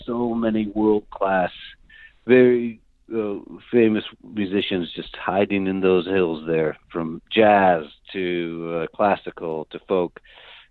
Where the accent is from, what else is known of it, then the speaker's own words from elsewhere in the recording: Bellingham, Washington, United States; also born or lived in New York area; My long roots are from here. I'm definitely from Bellingham. I've been here since 1995